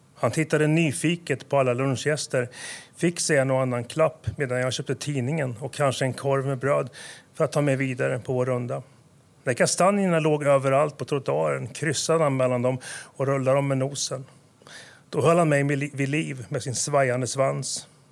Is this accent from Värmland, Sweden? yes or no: no; Åmål, Västra Götaland, Sweden; moved away as an adult; also born or lived in Stockholm area; now in Nyköping, Sweden; Jag föddes i, i Stockholmsområdet, flyttade 42 mil sydväst om, om huvudstaden Åmål. Jag hamnade i Åmål